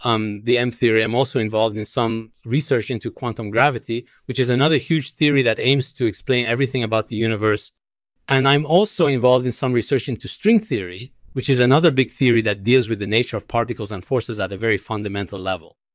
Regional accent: Iran; born there; Well, I was born in Iran, but my parents originally came from Afghanistan.

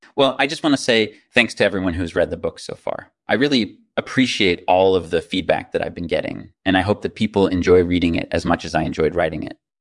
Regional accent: New York City, New York, United States; I grew up in New York City

